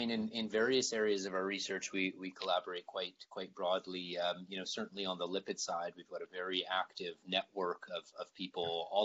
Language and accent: English; Canada; I think uh, as Canadian scientists, we always face the challenge of, of limiting funding